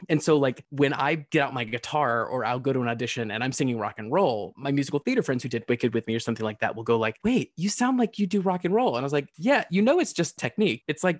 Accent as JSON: {"language": "English", "region": "the South", "country": "United States", "said": "I'm originally from the South, so sound was different."}